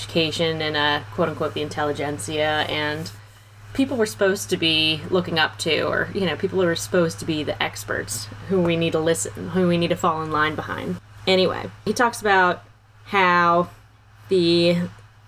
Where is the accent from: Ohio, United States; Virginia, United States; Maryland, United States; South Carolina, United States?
Maryland, United States; we're from Maryland.